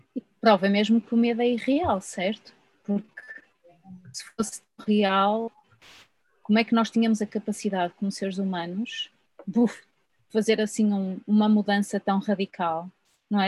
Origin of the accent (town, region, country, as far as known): Portugal